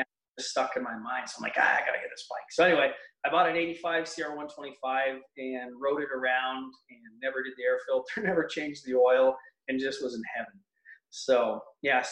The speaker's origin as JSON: {"language": "English", "town": "Mount Albert", "region": "Ontario", "country": "Canada", "tie": "born or raised there", "also_born_or_lived": "Newmarket", "moved": "as an adult", "lives_now": "Lindsay, Canada", "said": "I grew up in Mount Albert, went to public school in Mount Albert, and then went to high school in Newmarket."}